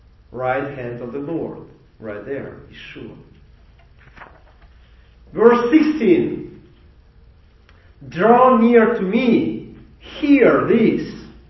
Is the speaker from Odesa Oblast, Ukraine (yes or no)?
no; Mykolaiv, Mykolaiv Oblast, Ukraine; And you know, we came from Nikolaev, Ukraine.